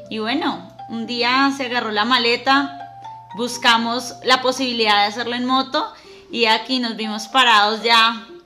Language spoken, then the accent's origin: Spanish; Táchira, Venezuela; soy del Táchira, Venezuela.